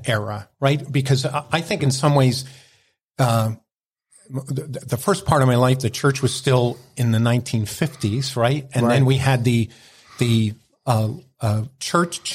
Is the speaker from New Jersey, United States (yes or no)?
yes; Ironia, New Jersey, United States; I grew up in rural Ironia, part of Randolph Township, Morris County